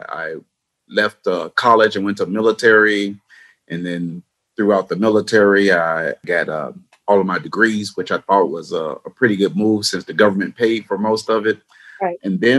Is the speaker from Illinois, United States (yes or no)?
yes; Chicago, Illinois, United States; I grew up on the south side of Chicago, had 9 siblings, single parent home